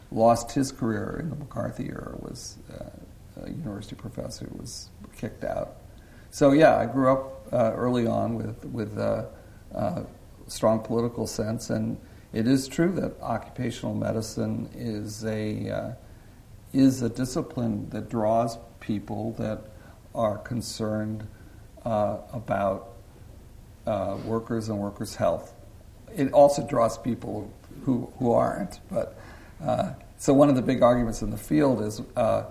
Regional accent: San Francisco, California, United States; I grew up in San Francisco, so I was in high school just down the street from here

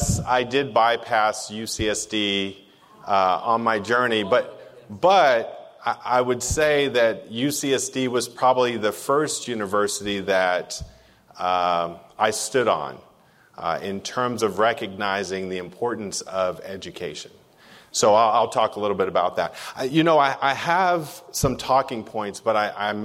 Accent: San Diego, California, United States; I grew up here in Southeast San Diego

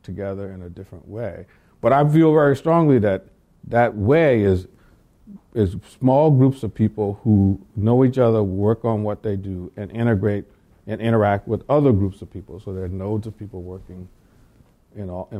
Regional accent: the South, United States; I grew up in the South

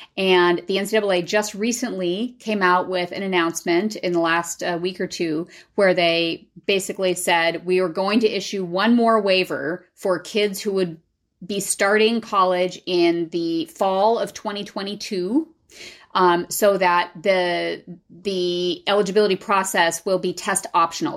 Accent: Southern California, United States; I grew up in Southern California

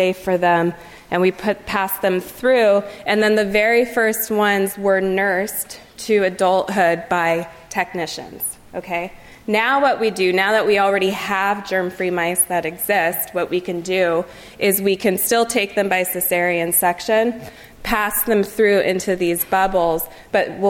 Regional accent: Livermore, California, United States; I'm from Livermore, California. It's in the east of San Francisco. And when I was growing up, there were only two exits

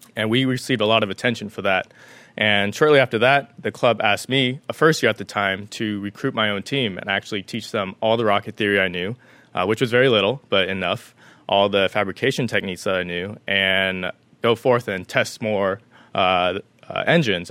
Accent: Las Vegas, Nevada, United States; moved away as an adult; now in San Diego, United States; I was born and raised in Las Vegas, Nevada

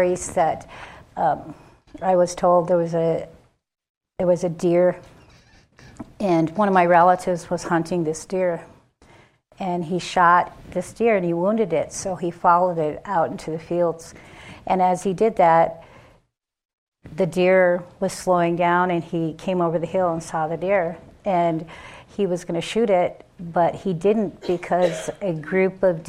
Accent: Rosebud, South Dakota, United States; I'm Sichangu Lakota from Rosewood, South Dakota

